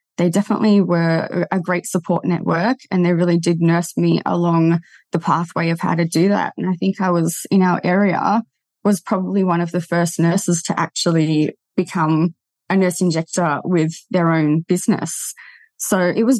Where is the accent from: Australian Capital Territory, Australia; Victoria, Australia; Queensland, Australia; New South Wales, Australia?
New South Wales, Australia; Terrigal; Came back to my hometown